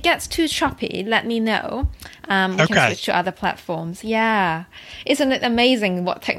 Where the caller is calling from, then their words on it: London, United Kingdom; I am calling from London, yes.